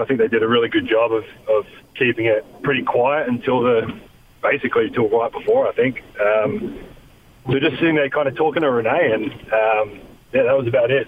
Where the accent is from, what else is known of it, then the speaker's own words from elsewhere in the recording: Australia; moved away as an adult; now in United States; I'm Australian